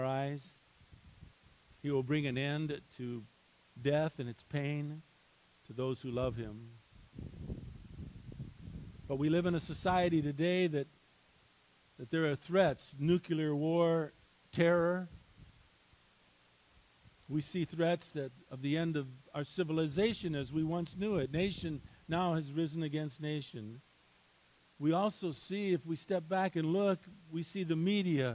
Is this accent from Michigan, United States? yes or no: yes; Highland Park, Michigan, United States; moved away; I was born and raised in a little town called Highland Park, Michigan